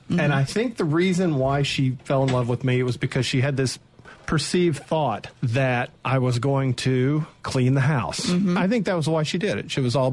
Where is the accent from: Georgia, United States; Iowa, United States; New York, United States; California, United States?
Georgia, United States; Atlanta; I grew up in Atlanta